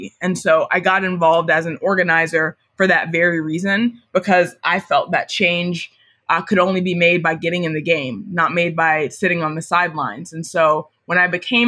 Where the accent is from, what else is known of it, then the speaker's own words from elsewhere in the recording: Marietta, Georgia, United States; I grew up in Marietta, Georgia, which is a suburb of Atlanta